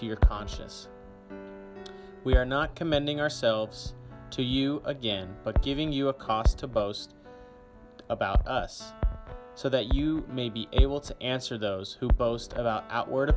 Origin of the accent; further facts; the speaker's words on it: Grapevine, Texas, United States; I am a senior from Grapevine, Texas